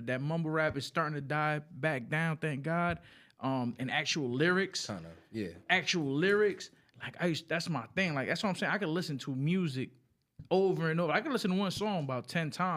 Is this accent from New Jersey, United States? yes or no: yes; Newark, New Jersey, United States; also born or lived in New York; I was born in New York and all that. And I'm happy and I love the fact that I was raised, though, in the 973 in Newark.